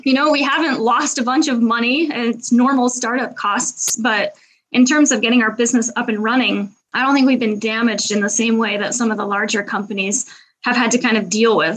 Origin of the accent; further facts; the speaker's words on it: Seattle, Washington, United States; moved away as an adult; now in Paris, France; I am an American, but I live in Paris, France. I'm originally from Seattle, Washington